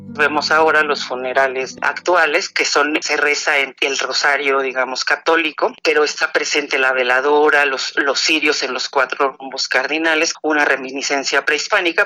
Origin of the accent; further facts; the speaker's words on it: Mexico; como mexicanos